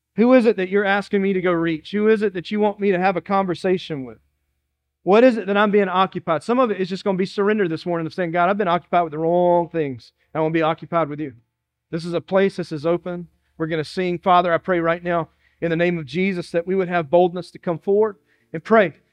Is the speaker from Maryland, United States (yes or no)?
no; Dillon, South Carolina, United States; now in Moncks Corner, United States; I'm from Dillon, South Carolina, and it was the city of Dillon